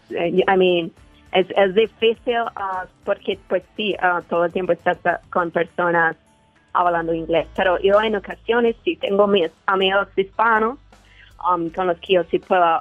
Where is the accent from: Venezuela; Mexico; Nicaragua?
Mexico; Guanajuato; now in United States; Ah, de Guanajuato.